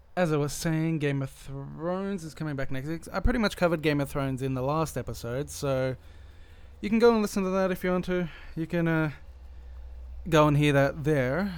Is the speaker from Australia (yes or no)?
yes; Australia; I am Australian and I work in the Australian industry